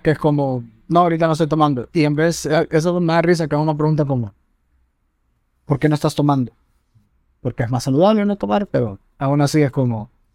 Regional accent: Honduras; como dignos hondureños

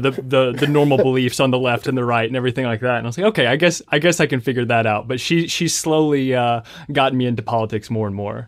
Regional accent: Lexington, Kentucky, United States; So I'm from Lexington, Kentucky

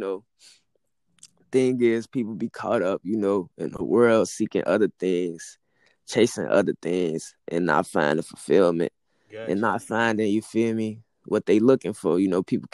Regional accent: Chicago, Illinois, United States; I'm from Chicago, Illinois, man. I'm from Chicago. Yeah, Chi-Town

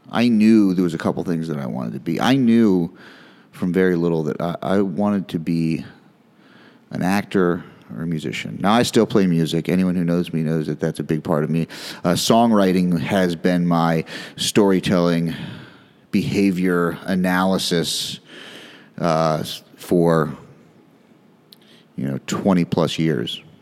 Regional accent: New Jersey, United States; born there; also born or lived in Philadelphia / Cincinnati / Chicago / Detroit; so I was born in North Jersey, then we moved outside of Philly, and then Cincinnati, and then Chicago, and then outside Detroit, then outside Houston, and then to Maryland, where I went to high school.

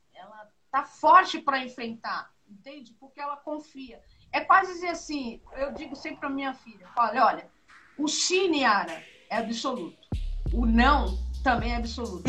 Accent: São Paulo, Brazil; eu nasci na Brasilândia

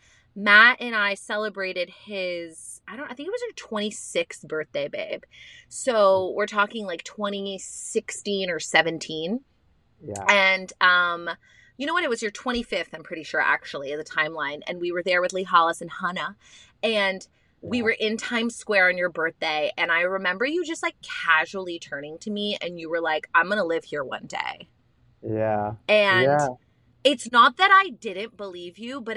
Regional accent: Canada; we're Canadian

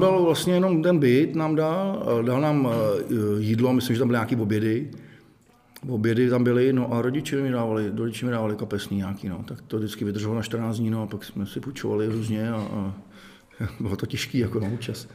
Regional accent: Most, Ústí nad Labem Region, Czechia; jsem z Mostu

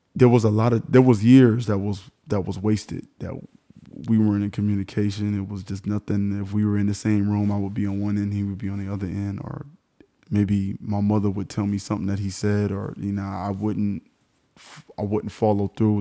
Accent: Miami, Florida, United States; Everybody knows I'm from Miami

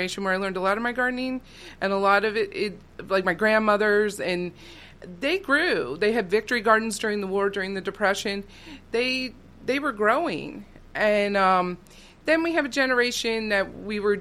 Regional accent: West Reading, Pennsylvania, United States; we moved from Reading to West Reading, where I grew up.

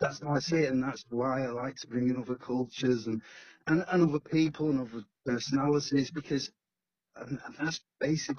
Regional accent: Stockport, North West England, United Kingdom; also born or lived in Greater Manchester; My parents came from Wythenshawe, but I was pretty much born and raised in Stockport

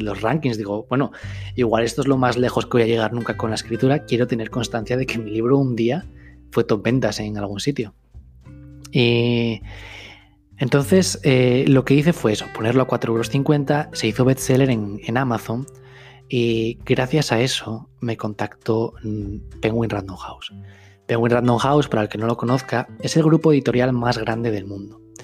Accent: Gijón, Asturias, Spain; also born or lived in Madrid; yo vivía en Madrid, me volví a mi tierra, a Gijón, que está en el norte de España

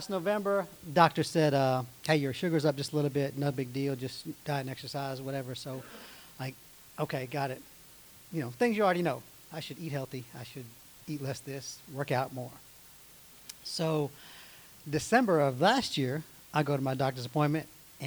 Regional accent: United States; I grew up in America.

